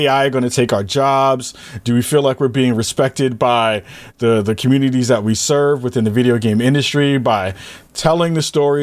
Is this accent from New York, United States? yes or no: yes; New York, United States; moved away; back home in my hometown of New York